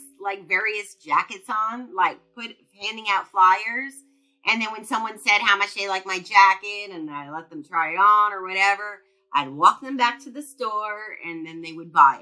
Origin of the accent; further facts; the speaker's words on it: New York, United States; moved away; I'm originally from New York